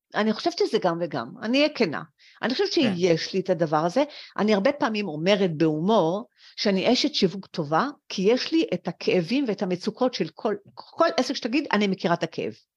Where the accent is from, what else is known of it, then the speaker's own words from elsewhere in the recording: Israel; also born or lived in France; אני הייתי עולה חדשה מצרפת